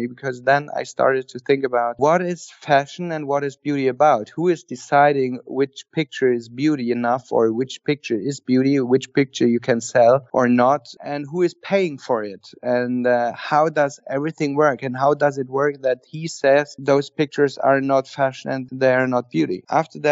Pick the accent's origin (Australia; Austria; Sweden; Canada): Austria; now in Berlin, Germany; I was grown up in Austria with 600 sheep and my dad. And then we came down to Germany